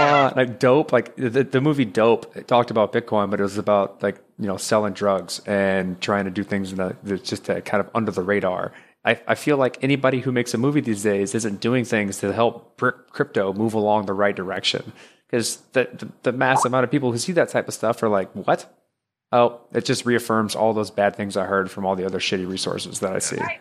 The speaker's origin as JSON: {"language": "English", "region": "Texas", "country": "United States", "moved": "as an adult", "lives_now": "Maryland, United States", "said": "I live in Maryland. I'm close to Fort Meade, up a little above DC. I used to, we're all from Texas, but I moved up here for a job"}